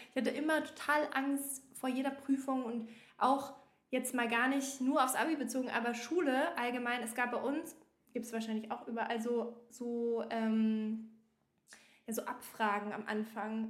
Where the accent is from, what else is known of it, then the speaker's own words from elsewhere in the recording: Bavaria, Germany; moved away as an adult; now in Berlin, Germany; ich komme halt ursprünglich aus Bayern